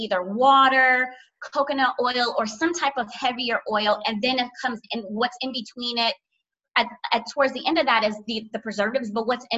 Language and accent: English; Miami, Florida, United States; also born or lived in Orlando, Florida / Haiti (parents); I'm from South Florida, Miami, and I went to school in Orlando